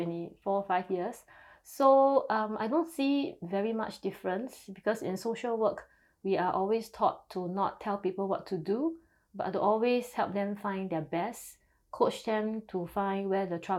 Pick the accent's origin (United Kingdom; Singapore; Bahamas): Singapore; I'm from Singapore